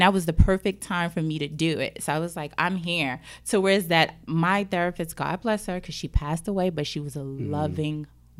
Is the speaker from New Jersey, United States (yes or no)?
yes; Jersey City, New Jersey, United States; Growing up, I grew up in Jersey City, mm-hmm. the hood. Let's be real. Yeah. I grew up in the hood.